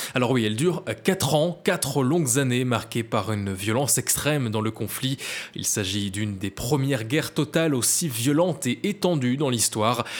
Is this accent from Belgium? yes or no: yes; Belgium; à Spa, chez nous en Belgique